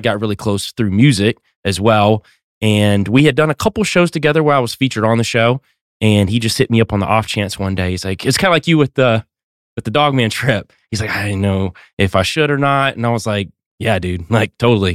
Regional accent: North Georgia Mountains, United States; I'm from North Georgia Mountains

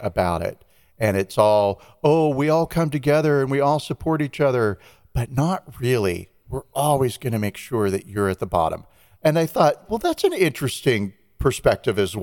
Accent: Los Angeles, California, United States; LA, my hometown

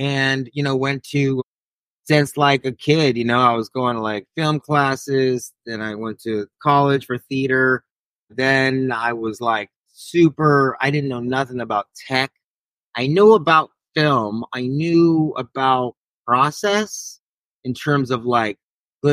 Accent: Long Beach, California, United States; also born or lived in Queens, New York; I was born in New York over there in Queens, but I originally am from LBC, Long Beach, Cali. So that's kind of where I rep, and that's my hood.

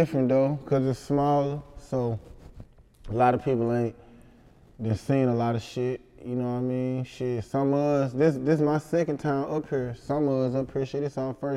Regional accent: Helena, Arkansas, United States; I'm from Helena.

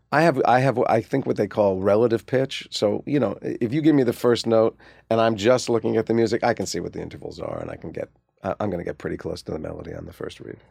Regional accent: Livingston, New Jersey, United States; also born or lived in Maplewood, New Jersey; we grew up in New Jersey

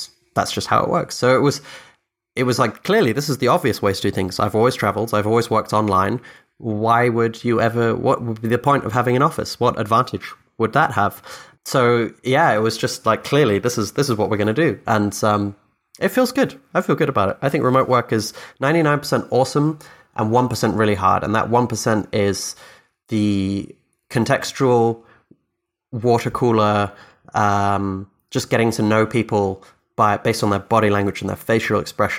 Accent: Scotland, United Kingdom; born there; first language Dutch; English is a second language; also born or lived in Philippines / Austria / Egypt; So I grew up all over the world. I'm technically English Irish, but I was born in Scotland. My first language is Dutch. I lived in the Philippines for 7 years, Austria for 2 years, Egypt for 3 years.

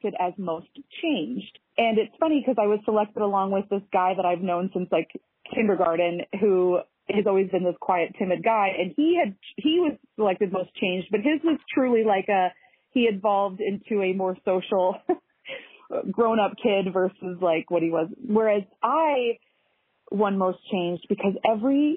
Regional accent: St. Louis, Missouri, United States; moved away as an adult; also born or lived in Overland Park, Kansas / Savannah, Georgia; now in Minneapolis, United States; I grew up in St. Louis, Missouri

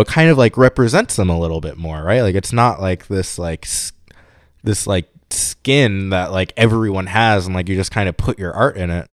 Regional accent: New York City, New York, United States; moved away as an adult; also born or lived in Pittsburgh; I'm from New York. So I grew up in New York City, bouncing between Queens and Brooklyn

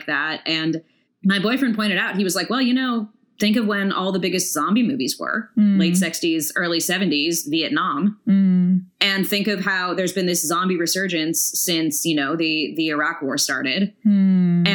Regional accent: hometown on El Camino Real, California, United States; my hometown or you take the freeway through my hometown, you'll see one of the bells from, you know, El Camino Real

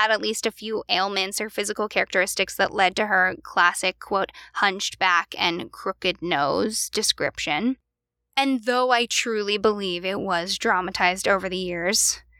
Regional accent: Pennsylvania, United States; we're from Pennsylvania

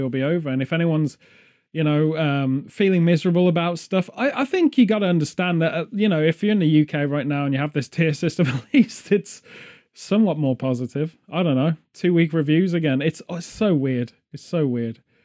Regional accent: England, United Kingdom; being English, it's very much an identity thing

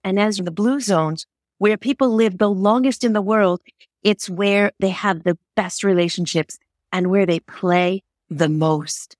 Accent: Connecticut, United States; moved away as an adult; now in Geneva, Switzerland; I grew up in the United States, in the state of Connecticut

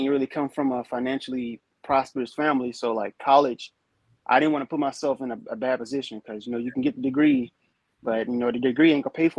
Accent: North Carolina, United States; moved away as an adult; I'm from North Carolina originally, so I'm like right there in the area, only 3 hours out.

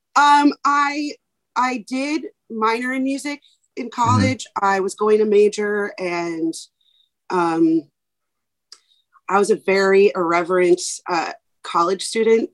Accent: New York City, New York, United States; born and raised in New York City in Manhattan

